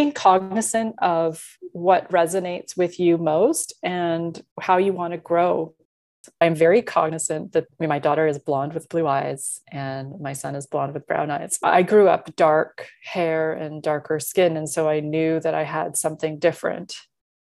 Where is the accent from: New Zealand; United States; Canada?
Canada; Being Canadian and from two cultural backgrounds